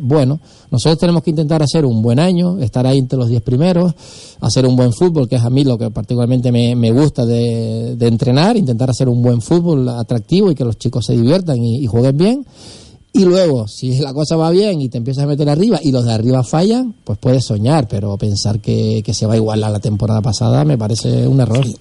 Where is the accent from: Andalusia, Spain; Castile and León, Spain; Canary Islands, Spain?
Canary Islands, Spain; Buenavista del Norte; yo soy de Buenavista, es el pueblo al lado de los hilos